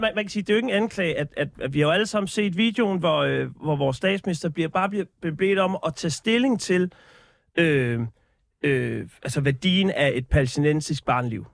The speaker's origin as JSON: {"language": "Danish", "country": "Denmark", "said": "mit selvbillede som, som dansker"}